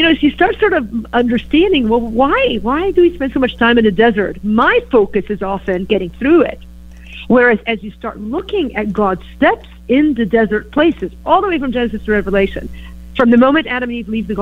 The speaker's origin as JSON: {"language": "English", "town": "Beirut", "region": "Beirut Governorate", "country": "Lebanon", "tie": "born or raised there", "also_born_or_lived": "Green Bay, Wisconsin", "moved": "yes", "lives_now": "Chicago, United States", "said": "I grew up in Beirut, Lebanon, and of course moved to Green Bay, Wisconsin. And then now I settled in Chicago"}